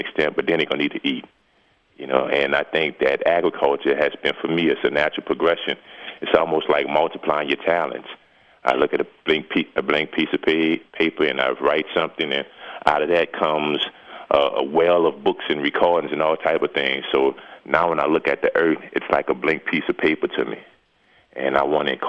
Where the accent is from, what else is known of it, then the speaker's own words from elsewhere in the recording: New Orleans, Louisiana, United States; moved away as an adult; now in Jonesboro, United States; I'm born and bred in New Orleans, Louisiana, and spent my formative years there